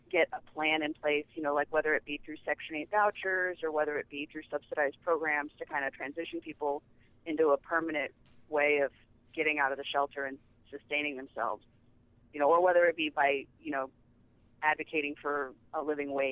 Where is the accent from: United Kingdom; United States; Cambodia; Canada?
United States; Kansas City; now in New York, United States; I'm from Kansas City